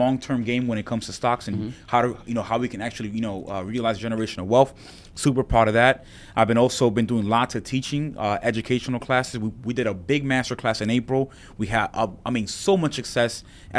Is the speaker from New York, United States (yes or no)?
yes; New York City, New York, United States; I'll say my hometown back in Washington Heights.